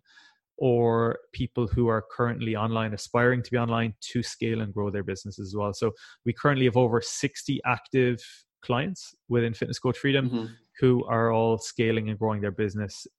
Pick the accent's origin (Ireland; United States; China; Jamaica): Ireland; West Cork, Munster; I'm from a very rural part of Ireland. I'm from West Cork